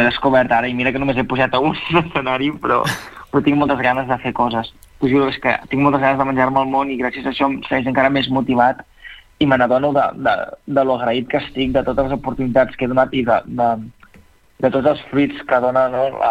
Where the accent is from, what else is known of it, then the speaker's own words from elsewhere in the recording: Catalonia, Spain; jo com a xinès-català